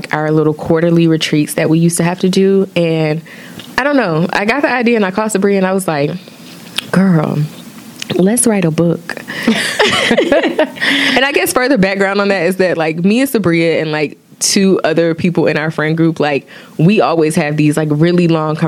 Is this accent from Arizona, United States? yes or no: no; Opelika, Alabama, United States; now in New York City, United States; I'm from Opelika, Alabama, and I currently live in New York City.